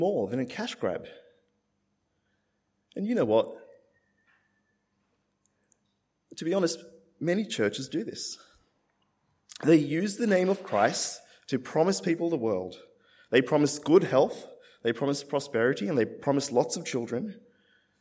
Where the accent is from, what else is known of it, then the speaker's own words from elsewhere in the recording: Australia; also born or lived in India; I'm Indian. My family, we came to Australia when I was about 3 years old.